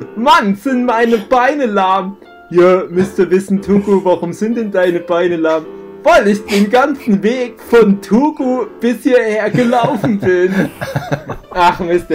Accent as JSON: {"language": "German", "country": "Germany", "also_born_or_lived": "Chemnitz", "said": "bei uns in Deutschland"}